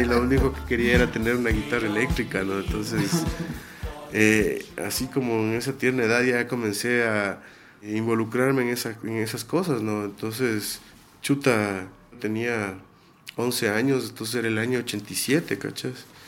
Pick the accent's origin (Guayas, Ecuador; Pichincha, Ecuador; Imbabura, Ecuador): Imbabura, Ecuador; Ibarra; Nosotros dos nos criamos en Ibarra, mi hermano, el baterista y yo